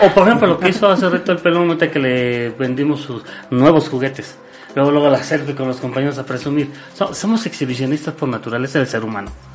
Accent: Mexico; como mexicanos

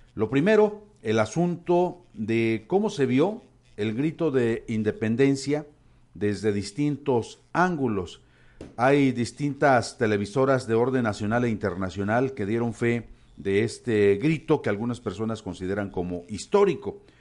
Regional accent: Mexico; así somos los mexicanos

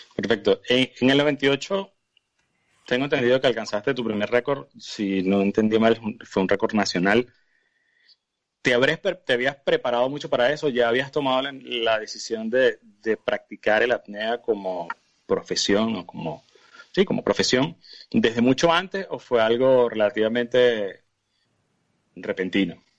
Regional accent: Venezuela; uno como venezolano

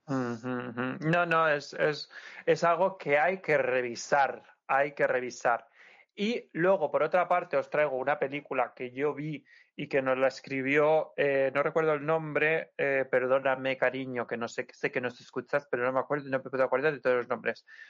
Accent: Santa Pola, Valencian Community, Spain; Playa Lisa de mi pueblo, de Santa Pola

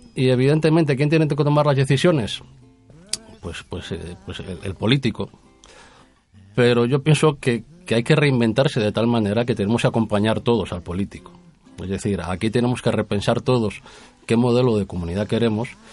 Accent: Castile and León, Spain; en nuestra tierra hemos cuidado como buenos castellanos

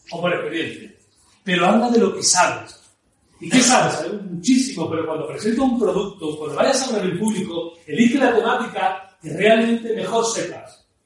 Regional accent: Ciudad Parque Suárez, Spain; Yo recuerdo, yo me crié en Ciudad Parque Suárez, conocí aquella zona.

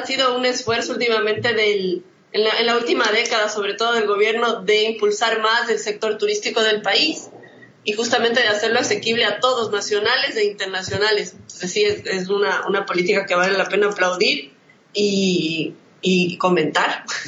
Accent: Quito, Pichincha, Ecuador; No solo porque es mi ciudad natal

